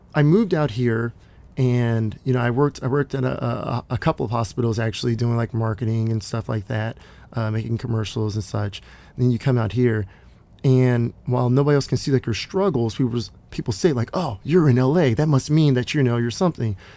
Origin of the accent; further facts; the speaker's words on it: Dallas, Texas, United States; now in Los Angeles, United States; I, I grew up in Dallas